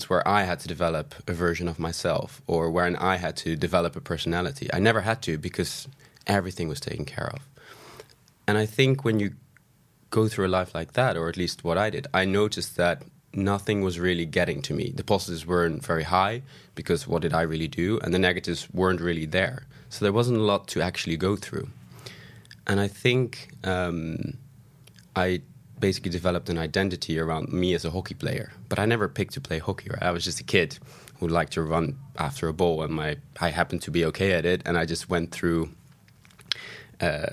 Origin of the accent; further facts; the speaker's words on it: Amsterdam, North Holland, Netherlands; moved away as an adult; now in London, United Kingdom; I'm originally from Amsterdam. I've been living in busy London for the last 7 years.